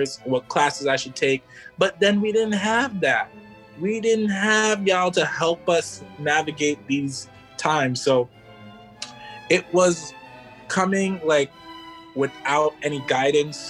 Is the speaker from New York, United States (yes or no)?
yes; Hempstead, New York, United States; I'm from Hempstead, New York